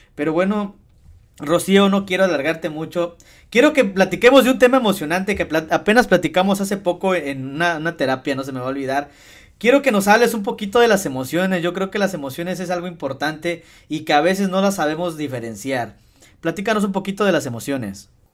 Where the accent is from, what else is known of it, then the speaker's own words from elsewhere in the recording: Tasquillo, Hidalgo, Mexico; somos originarios de Tasquillo y los dos somos de Remedios